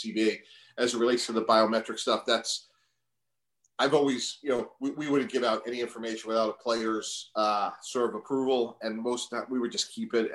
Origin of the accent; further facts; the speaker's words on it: Northeast, United States; also born or lived in Boston; growing up in the Northeast